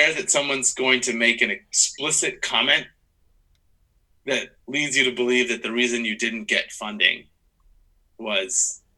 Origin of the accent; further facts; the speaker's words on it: Midwest, United States; that person's from the East Coast and I'm from the Midwest